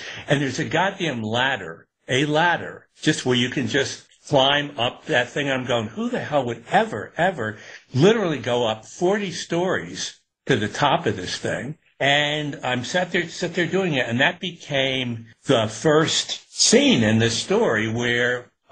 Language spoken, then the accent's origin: English; Newburgh, New York, United States; I was growing up in Newburgh in upstate